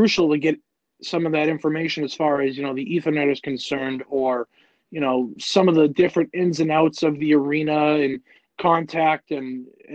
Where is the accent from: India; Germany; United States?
United States; New England; growing up in New England